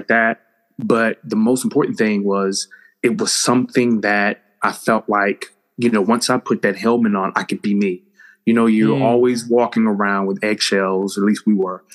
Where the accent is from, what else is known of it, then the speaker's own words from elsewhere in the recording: West Palm Beach, Florida, United States; now in Chapel Hill, United States; originally, I'm from West Palm Beach, Florida, and grew up in a two-parent home